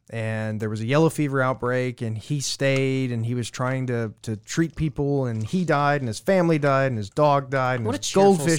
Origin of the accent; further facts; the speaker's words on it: Louisiana, United States; I'm from Louisiana, and we had the stories.